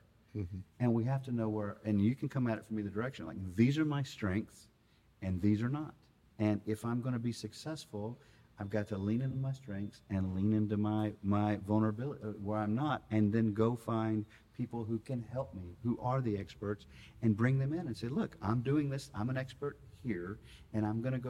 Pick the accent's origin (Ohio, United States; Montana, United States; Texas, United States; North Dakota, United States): Texas, United States; Austin; I grew up out in Westlake, went to Westlake High School